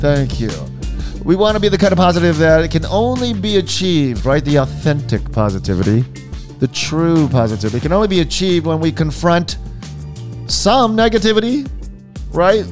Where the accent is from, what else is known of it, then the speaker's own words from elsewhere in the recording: Hawaii, United States; growing up in Hawaii